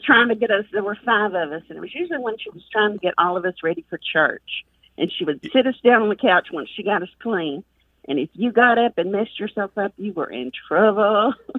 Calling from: South Pittsburg, Tennessee, United States; I'm calling from South Pittsburgh, Tennessee.

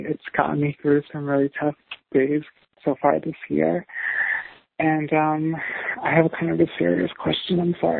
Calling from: New York City, New York, United States; I'm 31 years old. I'm calling from New York City.

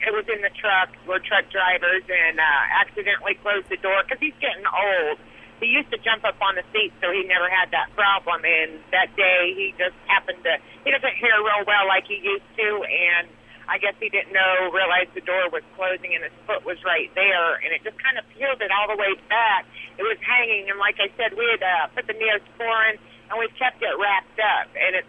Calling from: Rolla, Missouri, United States; I'm over in Missouri right now, Rolla, Missouri.

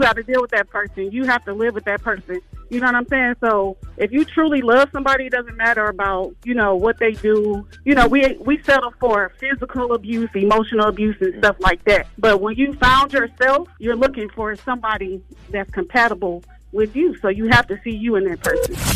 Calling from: Atlanta, Georgia, United States; I'm calling from the South Side, Atlanta

